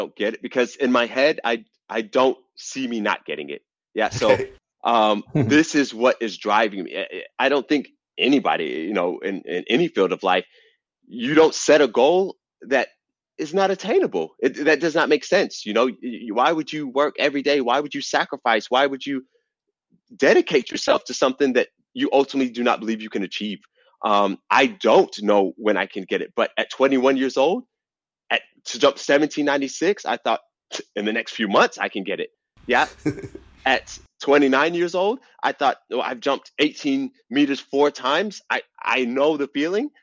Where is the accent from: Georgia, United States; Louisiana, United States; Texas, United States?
Georgia, United States; Atlanta; I'm from Atlanta, Georgia